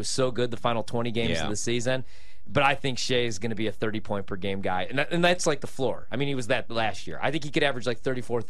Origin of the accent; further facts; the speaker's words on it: Slovenia; I did, too. It's my home country.